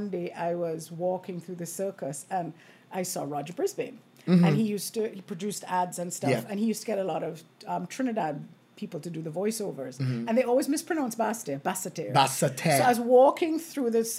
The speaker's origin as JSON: {"language": "English", "country": "Montserrat", "tie": "born or raised there", "also_born_or_lived": "Canada", "moved": "as an adult", "lives_now": "St. Kitts, Saint Kitts and Nevis", "said": "I was born here, but I grew up in Montserrat."}